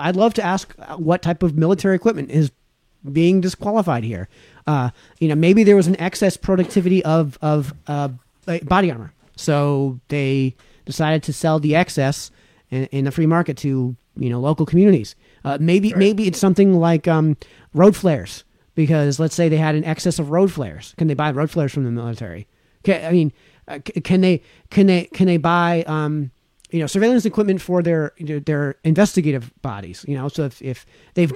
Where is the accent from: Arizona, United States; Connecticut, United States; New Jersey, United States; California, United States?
Connecticut, United States; New Milford; New Milford, my hometown and his hometown